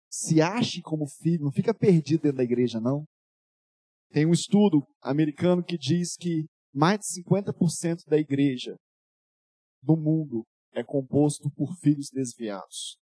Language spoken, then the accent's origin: Portuguese; Rio de Janeiro, Brazil; also born or lived in Minas Gerais; na verdade eu sou do Rio de Janeiro, mas eu moro em Minas Gerais há, há mais de 10 anos e tal.